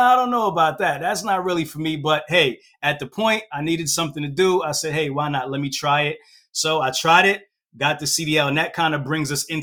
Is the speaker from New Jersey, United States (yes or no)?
yes; Hightstown, New Jersey, United States; also born or lived in Brooklyn, New York; So I was born in Brooklyn, New York, moved out of Brooklyn at a very young age, moved to New Jersey, kind of like a suburb type of mixed area, place called Hightstown, New Jersey, right? That's where I went to high school.